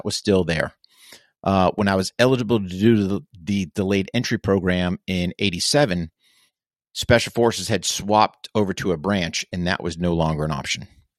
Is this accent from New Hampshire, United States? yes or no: yes; New Hampshire, United States; Yeah, so I grew up in New Hampshire, which is in the northeast of the U.S., so up in New England.